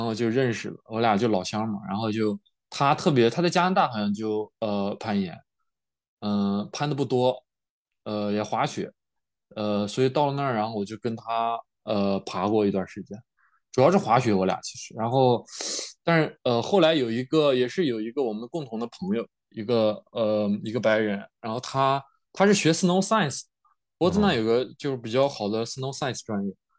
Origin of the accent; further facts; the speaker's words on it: Yulin, Shaanxi, China; moved away as an adult; also born or lived in Bozeman, Montana, United States; now in California, United States; 我们老家是榆林的嘛